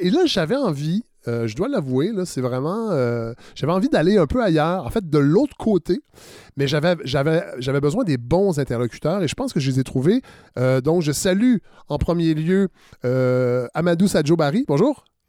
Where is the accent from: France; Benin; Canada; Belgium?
Canada; Saint-Hyacinthe, Quebec; Je suis né à Saint-Hyacinthe et je l'ai fréquenté beaucoup trop longtemps à mon goût